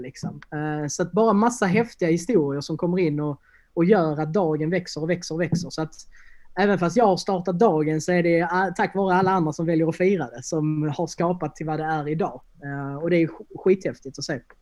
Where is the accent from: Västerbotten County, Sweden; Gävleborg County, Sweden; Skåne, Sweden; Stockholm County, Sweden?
Skåne, Sweden; Helsingborg; also born or lived in Landskrona; jag är ju från Helsingborg från början